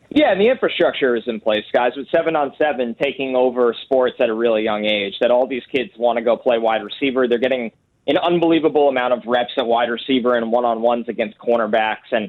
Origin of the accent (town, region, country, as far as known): New York, United States; born or raised there